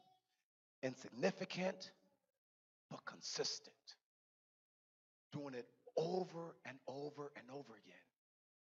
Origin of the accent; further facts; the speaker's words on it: Riverside, Los Angeles, Southern California, United States; moved away; I'm actually born and raised in Southern California